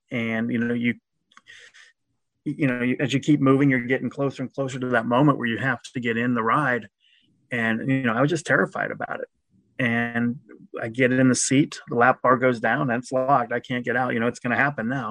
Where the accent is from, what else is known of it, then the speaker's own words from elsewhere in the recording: Cincinnati, Ohio, United States; also born or lived in Louisville, Kentucky / Greensboro, North Carolina / Albany, New York; I grew up in Anderson Township, which is near where Coney Island is